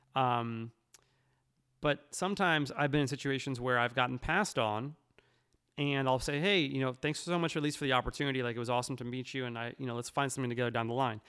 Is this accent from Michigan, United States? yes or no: no; New York, United States; I'm from New York